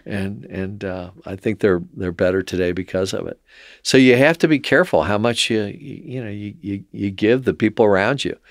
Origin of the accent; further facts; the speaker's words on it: Cincinnati, Ohio, United States; growing up in Mount Lookout